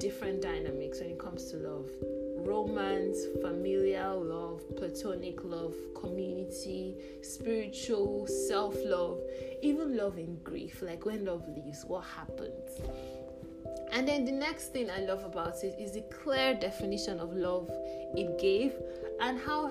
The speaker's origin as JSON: {"language": "English", "country": "Nigeria", "said": "As a Nigerian"}